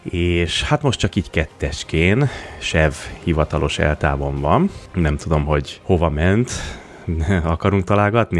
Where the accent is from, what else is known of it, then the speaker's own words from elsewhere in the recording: Budapest, Hungary; Panel dzsungelben nőttem fel palotán, ott is a kőrakás parban